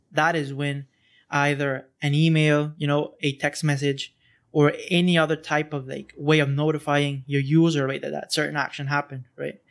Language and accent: English; Honduras; now in Costa Rica; I'm not originally from here. I'm from Hon-, Honduras.